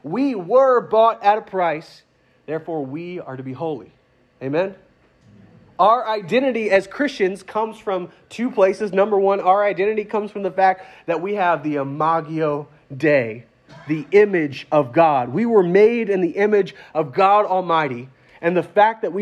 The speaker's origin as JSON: {"language": "English", "country": "United States", "said": "I'm American"}